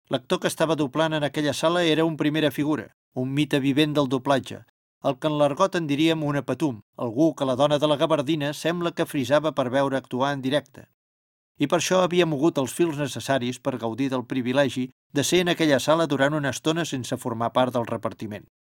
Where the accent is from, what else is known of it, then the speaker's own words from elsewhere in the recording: Olesa de Montserrat, Catalonia, Spain; jo, com ja he explicat, sóc d'Olesa de Montserrat, comarca del Baix Llobregat Nord, o sigui una mica de la Catalunya interior, de poble, per entendre'ns millor. La gent de poble parlem un català natural correcte